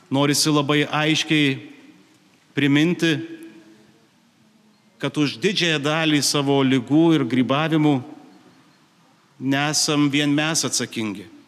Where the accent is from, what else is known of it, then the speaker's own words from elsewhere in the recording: Dzūkija, Lithuania; Esu kilęs iš Zukijos